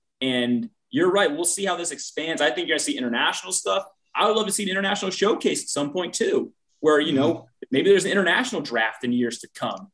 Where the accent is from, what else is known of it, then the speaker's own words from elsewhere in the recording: East Coast, United States; I'm from the East Coast, I didn't grow up a cowboy